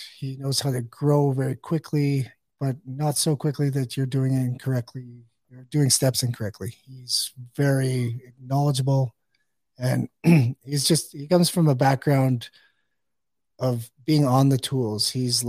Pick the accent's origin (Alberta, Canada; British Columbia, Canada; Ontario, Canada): Alberta, Canada; Fort McMurray; Fort McMurray, Alberta.